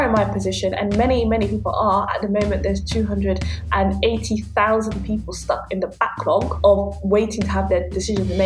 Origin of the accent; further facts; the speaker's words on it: London, United Kingdom; English is a second language; also born or lived in Netherlands; I grew up in North London, where I went to a string of underperforming state schools until the age of 18